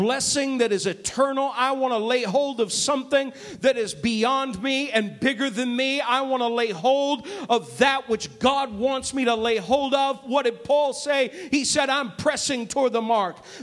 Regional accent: New England, United States; moved away as an adult; now in Chicago, United States; I'm a New Englander, folks. I'm not a Midwesterner. I wasn't born here. I wasn't raised here

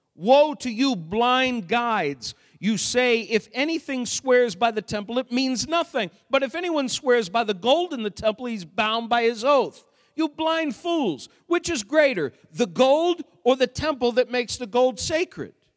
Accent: Maine, United States; I grew up in Maine

